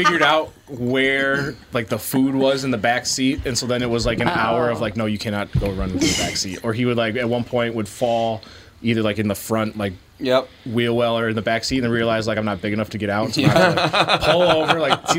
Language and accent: English; Minnesota, United States; the lady like sees that I'm from Minnesota